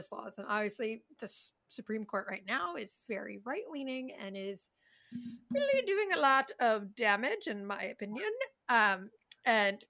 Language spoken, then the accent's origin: English; Chicago, Illinois, United States; I'm from Chicago